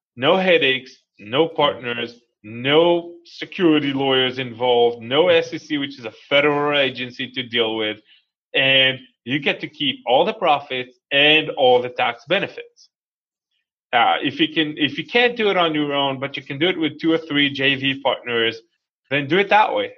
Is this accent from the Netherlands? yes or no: no; Israel; moved away as an adult; now in United States; I was born and raised in Israel